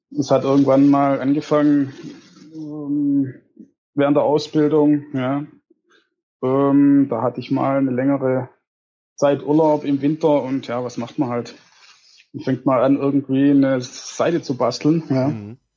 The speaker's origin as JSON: {"language": "German", "town": "Reichenbach", "region": "Baden-Württemberg", "country": "Germany", "said": "ich komme aus Reichenbach. Das ist circa 25 Kilometer von der Arena entfernt, ähm, Richtung Göppingen."}